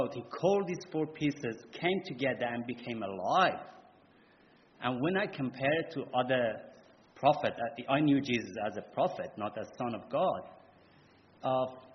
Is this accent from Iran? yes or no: yes; Iran; English is a second language; moved away as an adult; now in Australia; I'm from Iran, and I came by boat to Australia